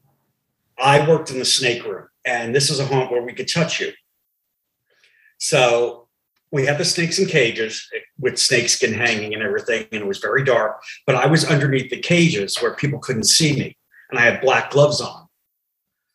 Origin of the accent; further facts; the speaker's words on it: New York, United States; as a kid, I mean, growing up in New York